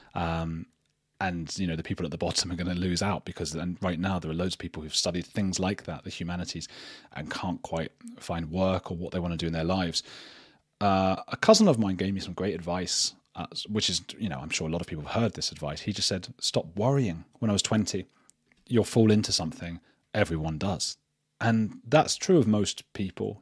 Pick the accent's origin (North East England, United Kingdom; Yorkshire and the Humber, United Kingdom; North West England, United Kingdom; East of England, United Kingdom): East of England, United Kingdom; Watford; also born or lived in Germany / Medellin, Colombia; now in Bristol, United Kingdom; I'm from Watford though.